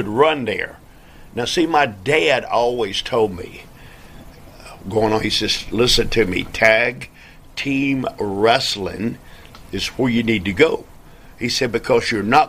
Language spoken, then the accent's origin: English; New York City, New York, United States; As you can tell from this accent that I am from New York City